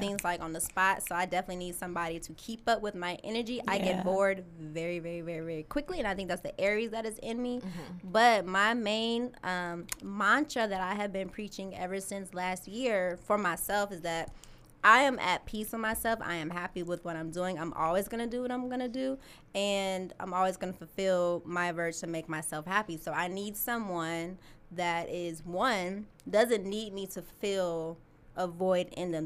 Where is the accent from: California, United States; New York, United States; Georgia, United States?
California, United States; Pasadena; moved away; also born or lived in Michigan; I was actually born and raised in Pasadena, California.